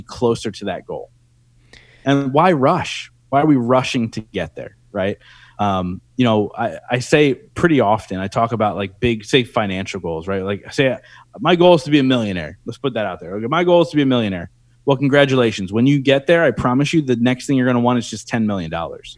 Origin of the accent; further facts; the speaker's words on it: Reading, Pennsylvania, United States; here in my hometown in Reading, Pennsylvania